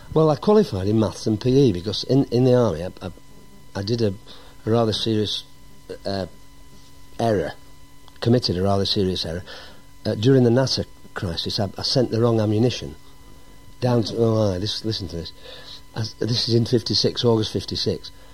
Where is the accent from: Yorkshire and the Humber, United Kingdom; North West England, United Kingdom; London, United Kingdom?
North West England, United Kingdom; Accrington; moved away as an adult; also born or lived in Heswall, Wirral; took me to Accrington, where I lived all my life up to being 18 when I went in the army. Um, so basically a Lancastrian